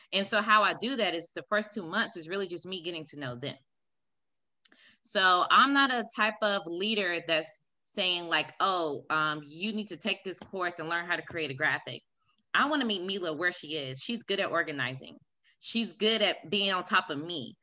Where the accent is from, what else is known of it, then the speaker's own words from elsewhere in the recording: Raleigh, North Carolina, United States; moved away as an adult; now in Kansas, United States; I'm from Raleigh, North Carolina